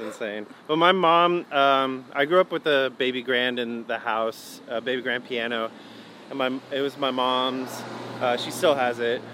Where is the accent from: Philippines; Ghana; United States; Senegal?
United States; Hickory, North Carolina; also born or lived in Eden, North Carolina / Winston-Salem, North Carolina; then we moved to Hickory where I grew up